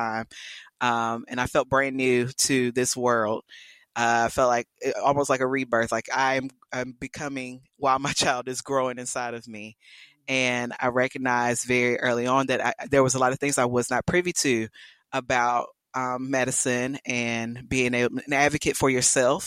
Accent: South Carolina, United States; moved away as an adult; now in Texas, United States; I'm from South Carolina

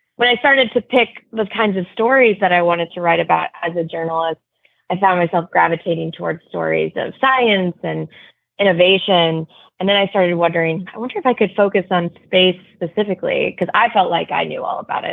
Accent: outside of Houston, Texas, United States; I grew up outside of Houston

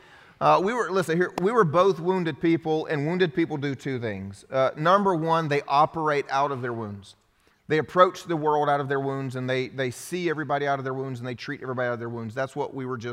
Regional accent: the South, United States; first language English; I grew up here in the South

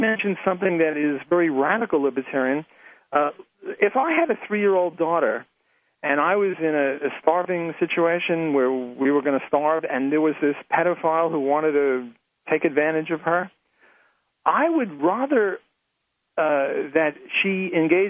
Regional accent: New York City, New York, United States; moved away; I'm Jewish, and I was from New York City

